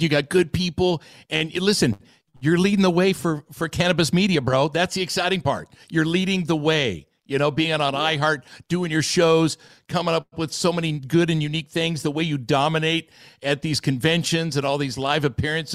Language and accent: English; Southern California, United States; growing up in Southern California